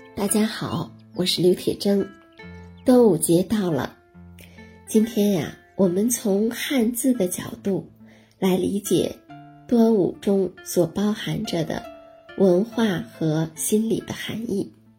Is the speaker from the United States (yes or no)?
no; China; 我们中国人是重仁重义的